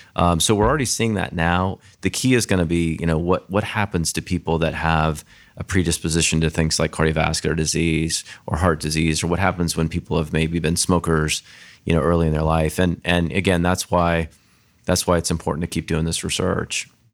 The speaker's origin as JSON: {"language": "English", "town": "Grand Junction", "region": "Colorado", "country": "United States", "tie": "born or raised there", "moved": "yes", "said": "I grew up in a small town in Colorado called Grand Junction, Colorado"}